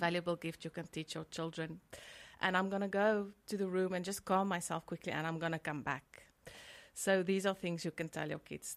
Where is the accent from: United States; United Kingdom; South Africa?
South Africa; I'm from South Africa and there, there's a huge stigma still.